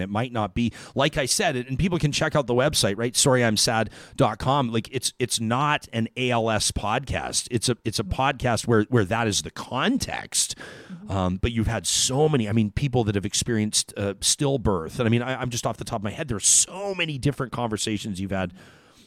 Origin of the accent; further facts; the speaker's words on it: Calgary, Alberta, Canada; I grew up in Calgary